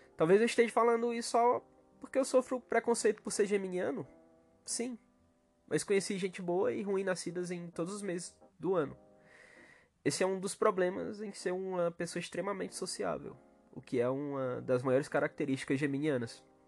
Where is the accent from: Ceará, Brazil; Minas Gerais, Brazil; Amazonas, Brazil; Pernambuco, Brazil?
Ceará, Brazil; na minha terra, no meu país Ceará